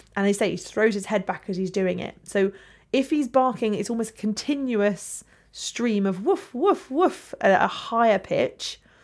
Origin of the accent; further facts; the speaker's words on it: England, United Kingdom; we're English.